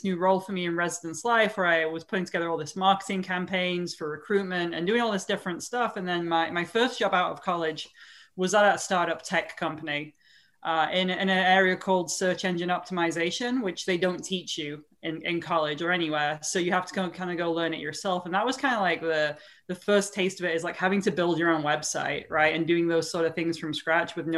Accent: Sheffield, Yorkshire and the Humber, United Kingdom; moved away as an adult; also born or lived in Florida; now in Tampa, United States; I'm originally from Sheffield, England, and born and raised, came over to St. Leo University, right, like 20 minutes north, to play soccer

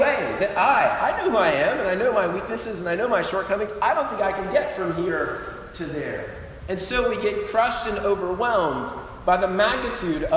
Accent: Colorado, United States; moved away; I grew up in Colorado, that's my home state

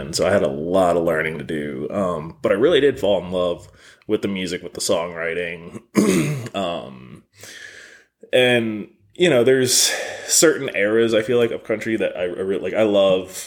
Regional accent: near Philadelphia, Southeast Pennsylvania, United States; now in Nashville, United States; I'm originally from Pennsylvania, Southeast PA, about a half hour outside of Philadelphia

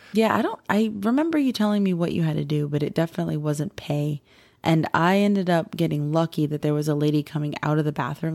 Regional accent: Florida, United States; we're from Florida

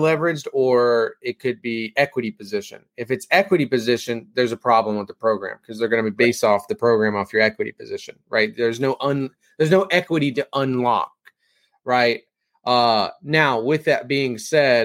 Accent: Kansas, United States; I am from Kansas. We say things differently

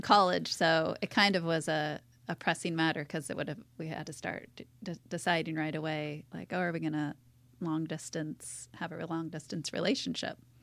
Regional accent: Seattle, Washington, United States; moved away as an adult; now in La Jolla, United States; I was born and raised in Seattle.

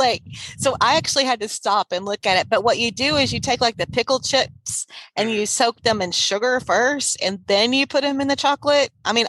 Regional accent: Sealy, Texas, United States; I grew up in Sealy, Texas. That's my hometown.

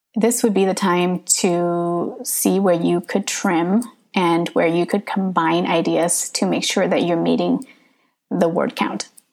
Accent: Northern California, United States; first language English; I grew up in Northern California

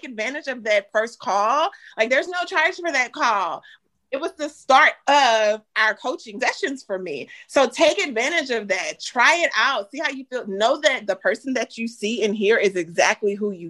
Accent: Louisiana, United States; now in Dallas, United States; both of us grew up in Southern households, because he's from Texas and I'm from Louisiana

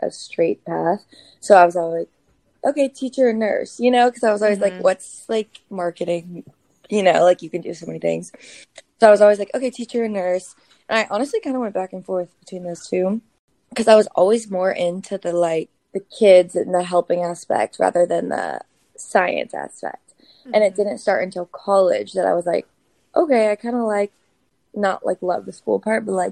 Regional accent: Georgia, United States; moved away as an adult; also born or lived in South Carolina; now in New York City, United States; I'm originally from Georgia

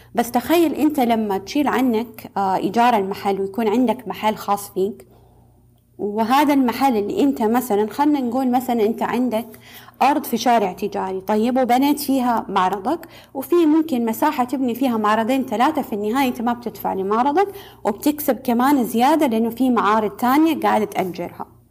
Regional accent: Saudi Arabia; عندنا في السعودية

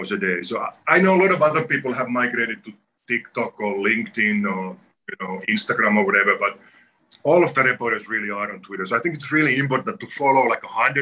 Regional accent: Finland; moved away as an adult; also born or lived in New York; now in Connecticut, United States; I come from Finland, where a lot of people are in touch with the forest on a daily basis

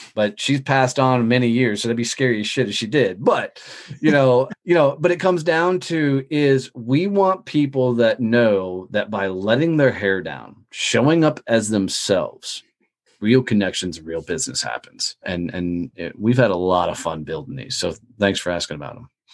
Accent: Fort Worth, Texas, United States; In my hometown of Fort Worth, Texas, a lot of people knew who I was

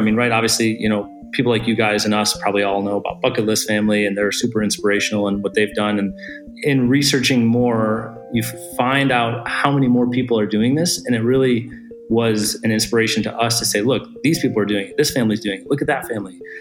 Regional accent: Michigan, United States; moved away as an adult; also born or lived in San Francisco; we're both originally from Michigan. We've been married and have been living in San Francisco for about 10 years

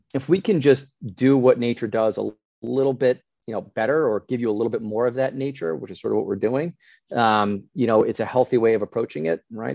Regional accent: Scotland, United Kingdom; we're from Scotland

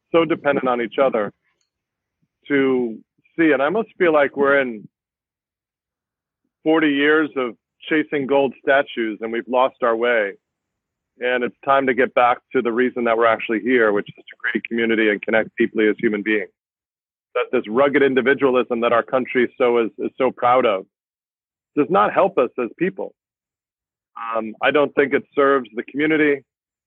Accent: New Jersey, United States; moved away as an adult; also born or lived in Queens, New York / Long Island, New York / Florida / Pittsburgh, Pennsylvania; from the age of seven through 29, I was in New Jersey

